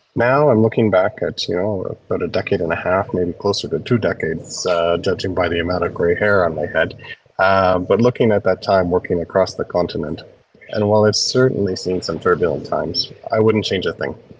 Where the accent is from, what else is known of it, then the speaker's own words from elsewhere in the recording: small town Ontario, Canada; moved away as an adult; also born or lived in South Sudan / Lusaka, Zambia; a boy who grew up in small town Ontario